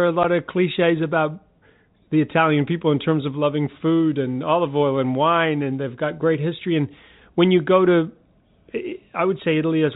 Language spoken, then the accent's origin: English; New Zealand; moved away; I'm a Kiwi